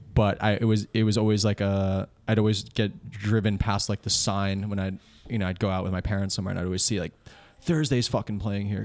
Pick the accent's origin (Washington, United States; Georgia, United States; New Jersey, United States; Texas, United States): New Jersey, United States; Old Bridge; now in Bayonne, United States; him and I grew up in Old Bridge, like Central Jersey.